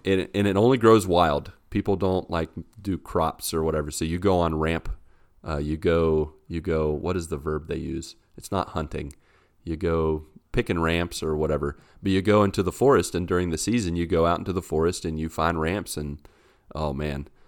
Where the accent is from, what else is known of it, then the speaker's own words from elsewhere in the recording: Grafton, West Virginia, United States; moved away as an adult; now in Brazil; I grew up with West Virginia ones